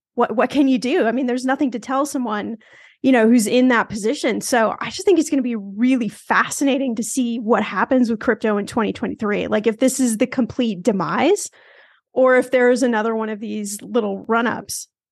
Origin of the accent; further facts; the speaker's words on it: Los Angeles, California, United States; I'm from Los Angeles